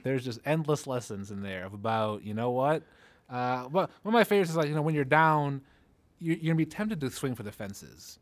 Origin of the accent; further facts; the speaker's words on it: Detroit, Michigan, United States; now in Seattle, United States; I come from Detroit